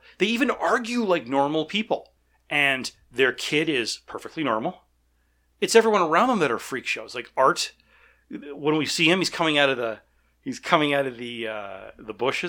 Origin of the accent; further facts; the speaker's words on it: Calgary, Alberta, Canada; I mean, of course, I grew up in Calgary. It's not a small town.